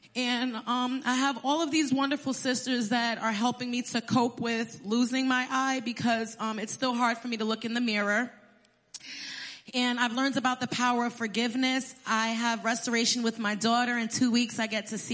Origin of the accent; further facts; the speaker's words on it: Passaic, New Jersey, United States; I was born in Passaic, New Jersey. I was raised by my mom and my stepdad.